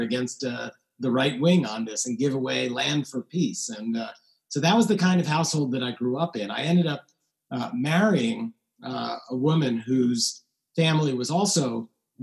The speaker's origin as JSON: {"language": "English", "town": "New York City", "region": "New York", "country": "United States", "tie": "born or raised there", "said": "I grew up in New York City"}